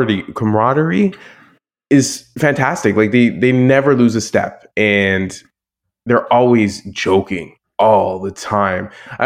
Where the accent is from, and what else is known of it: Toronto, Ontario, Canada; born or raised there